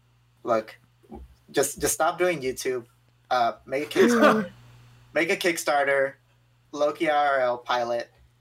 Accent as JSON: {"language": "English", "town": "San Diego", "region": "California", "country": "United States", "said": "I'm from San Diego."}